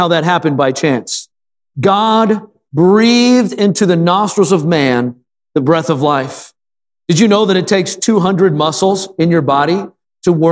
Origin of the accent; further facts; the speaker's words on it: Wisconsin, United States; moved away; I grew up in Wisconsin where there's a lot of ducks